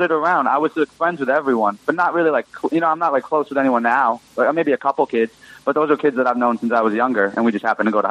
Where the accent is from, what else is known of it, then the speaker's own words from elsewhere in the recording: Greenwich, Connecticut, United States; I'm from Greenwich, Connecticut